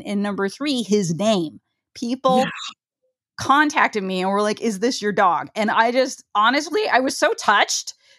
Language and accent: English; Ohio, United States; I'm from Ohio